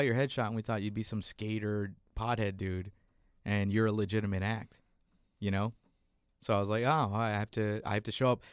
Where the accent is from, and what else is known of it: San Antonio, Texas, United States; born or raised there; moved away